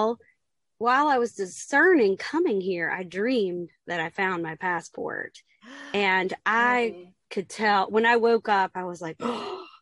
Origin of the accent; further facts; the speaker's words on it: South Carolina, United States; moved away as an adult; now in Baltimore, United States; I live in Baltimore now, and I am from South Carolina. I moved here 3 years ago